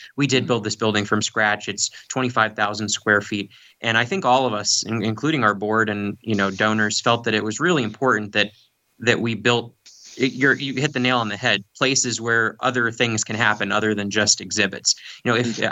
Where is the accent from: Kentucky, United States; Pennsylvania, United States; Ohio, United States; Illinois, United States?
Pennsylvania, United States; Gettysburg; I grew up here in Gettysburg